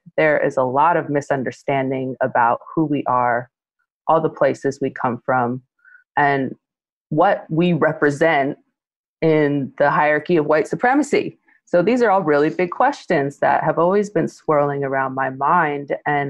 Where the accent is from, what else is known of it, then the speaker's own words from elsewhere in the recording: West Coast, United States; growing up on the West Coast.